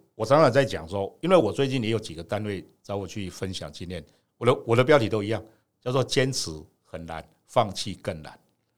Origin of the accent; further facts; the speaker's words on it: Gongliao, New Taipei, Taiwan; 我们就是生在这边，长在这边